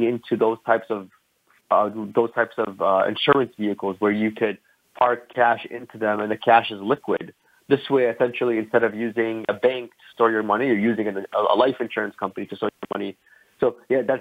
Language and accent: English; Chicago, Illinois, United States; I'm from Chicago, Illinois, born and raised here.